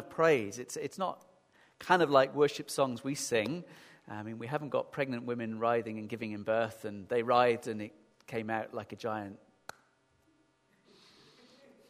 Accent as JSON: {"language": "English", "town": "Sheffield", "region": "Yorkshire and the Humber", "country": "United Kingdom", "tie": "born or raised there", "accent": "northern", "moved": "yes", "said": "I remember growing up in Sheffield"}